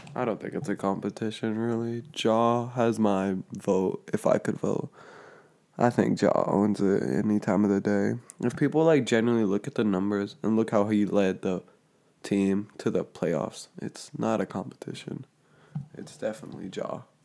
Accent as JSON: {"language": "English", "region": "Georgia", "country": "United States", "said": "we're from Georgia"}